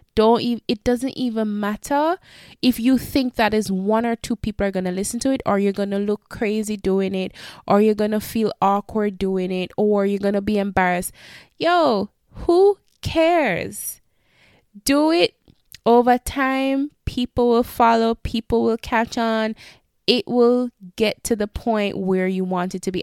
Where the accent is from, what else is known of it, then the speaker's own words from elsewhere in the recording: Jamaica; moved away; help our country that we were raised and born